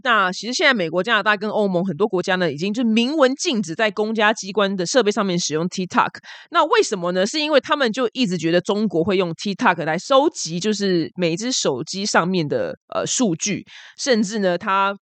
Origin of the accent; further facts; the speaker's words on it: Taiwan; 我们台湾人最 care 的就是吃